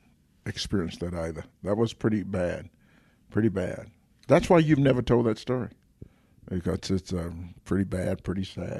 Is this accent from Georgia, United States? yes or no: yes; Atlanta, Georgia, United States; I'm from Atlanta, Georgia, and so I've lived.